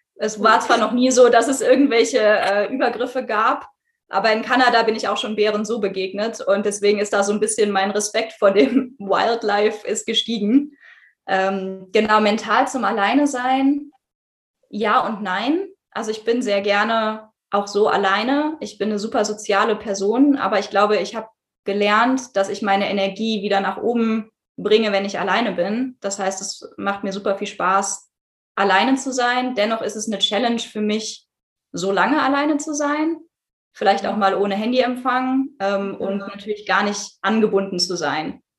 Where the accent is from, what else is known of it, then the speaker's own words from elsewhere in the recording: Düsseldorf, North Rhine-Westphalia, Germany; gebürtig komme ich aus Düsseldorf